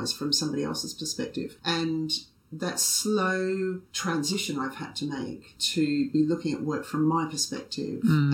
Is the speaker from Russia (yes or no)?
no; Australia; I'm Australian